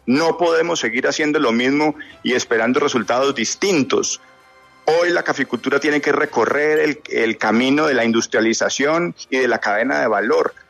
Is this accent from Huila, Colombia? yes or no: yes; Huila, Colombia; Yo soy un cafetero huilense